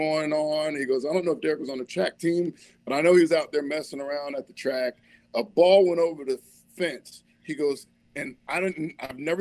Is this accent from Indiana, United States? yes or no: yes; Indianapolis, Indiana, United States; moved away as an adult; now in Los Angeles, United States; growing up in Indianapolis, having the rivalry with Carmel